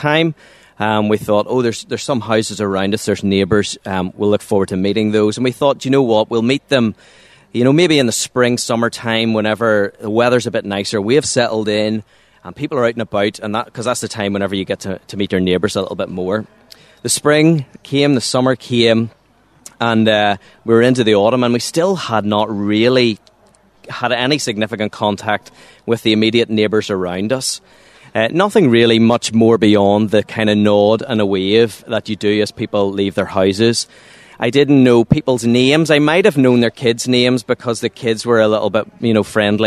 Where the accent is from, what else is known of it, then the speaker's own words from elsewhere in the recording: Waringstown, Northern Ireland, United Kingdom; also born or lived in Monkstown; I'm from a little place called Waringstown. It's just outside Lurgan, between Lurgan and Banbridge.